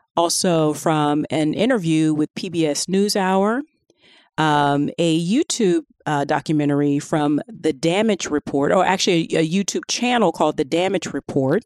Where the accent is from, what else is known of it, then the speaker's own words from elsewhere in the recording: Florida, United States; I'm from Florida